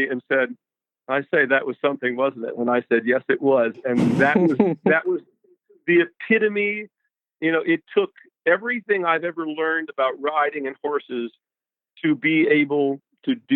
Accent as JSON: {"language": "English", "region": "Tennessee", "country": "United States", "tie": "born or raised there", "also_born_or_lived": "Kentucky / New Jersey", "said": "I grew up in Tennessee"}